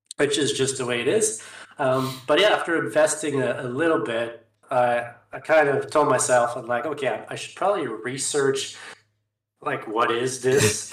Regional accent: Canada; I'm Canadian, so from Canada

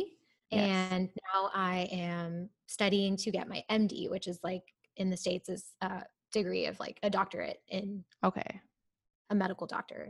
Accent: India; so I'm actually from India. But whenever I go to India, I travel to the specific city that I'm from

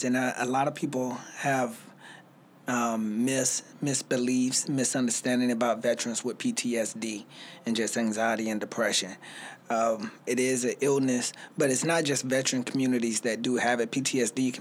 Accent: Spartanburg, South Carolina, United States; now in Greenville, United States; I'm originally from Spartanburg, South Carolina, so Sparkle City, you know. So I came to Greenville by way of Spartanburg

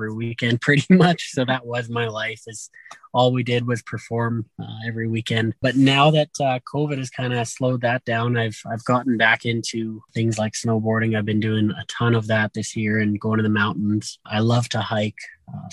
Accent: Morinville, Alberta, Canada; growing up in Morinville, we grew up cruising around on the back roads

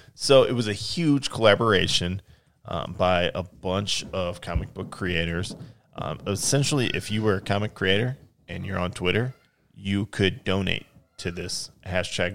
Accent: United States; I'm an American

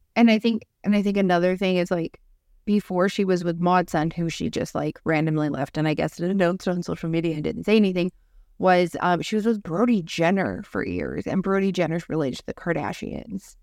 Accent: Canada; Justin Trudeau about this, who's our prime minister.

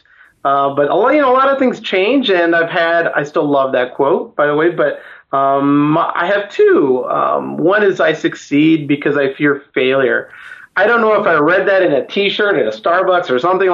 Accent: Chicago, Illinois, United States; I'm originally from Chicago, Illinois

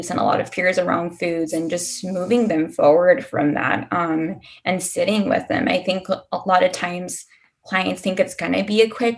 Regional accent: Texas, United States; So I'm not originally from Houston. I'm born and raised in a border town.

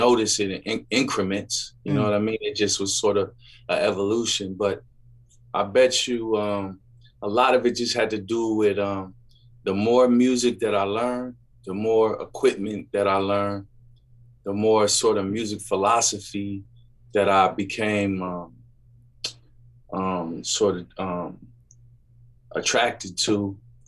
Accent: Seattle, Washington, United States; moved away as an adult; also born or lived in New York / Philadelphia / Massachusetts; Well, I grew up here in Seattle. I left when I was young, came back for middle school and high school.

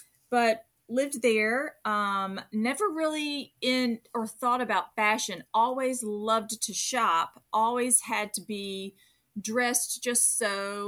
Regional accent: North Mississippi, United States; also born or lived in Memphis, Tennessee; So I was born in Memphis, Tennessee, and my family later moved us to rural, like a very farm town, North Mississippi kind of an area. So I grew up more in the country

